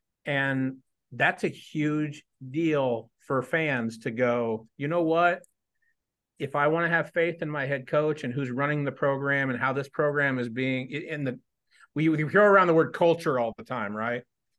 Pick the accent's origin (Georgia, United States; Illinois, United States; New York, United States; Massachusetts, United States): Illinois, United States; Ogden; I grew up in Ogden.